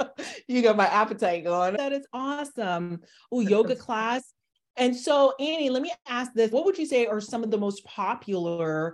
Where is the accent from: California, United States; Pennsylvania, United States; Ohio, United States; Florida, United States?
Florida, United States; Miami; I'm from Miami